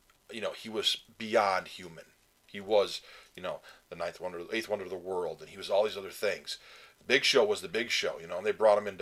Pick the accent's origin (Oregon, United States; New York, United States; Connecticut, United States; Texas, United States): New York, United States; I grew up in New York.